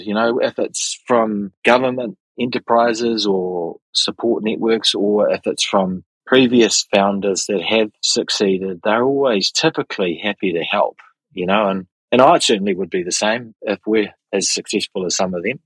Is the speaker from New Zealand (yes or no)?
yes; Auckland, New Zealand; have been born and bred in Auckland, have spent my entire life in New Zealand